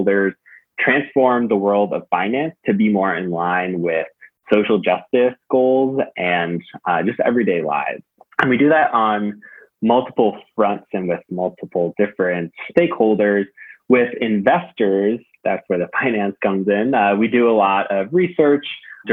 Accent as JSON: {"language": "English", "town": "Newton", "region": "Massachusetts", "country": "United States", "tie": "born or raised there", "moved": "as an adult", "lives_now": "Queens, New York, United States", "said": "I am from the Boston area, suburb of Boston called Newton, a very, very fortunate and nice place to grow up."}